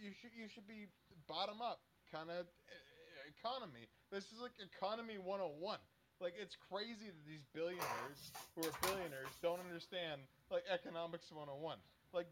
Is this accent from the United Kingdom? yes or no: no; Canada